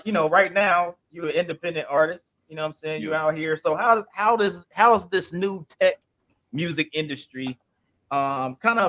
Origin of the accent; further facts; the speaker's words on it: Midwest, United States; I grew up in the Midwest